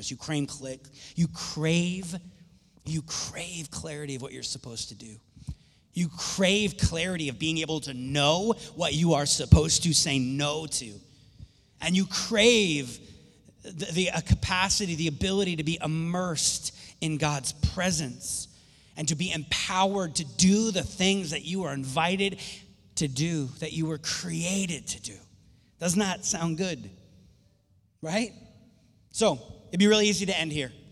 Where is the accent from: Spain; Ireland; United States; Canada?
Ireland; My voice, my volume's just, I'm Irish, so I raise my voice a little more.